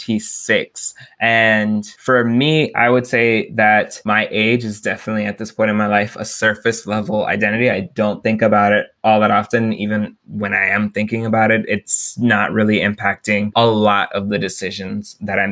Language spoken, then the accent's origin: English; Texas, United States; my geographic background, I'm a Texan